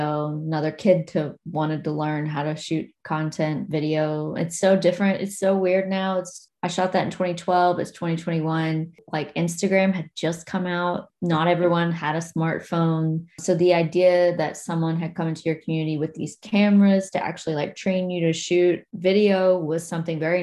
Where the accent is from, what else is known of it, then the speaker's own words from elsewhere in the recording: Logan County, West Virginia, United States; also born or lived in Abingdon, Virginia; now in Boston, United States; And I grew up in Logan County, which is next door to McDowell County